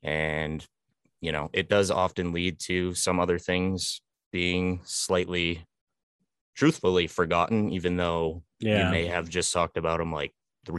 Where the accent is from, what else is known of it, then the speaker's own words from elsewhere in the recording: North Berwick, Maine, United States; Which is actually my hometown.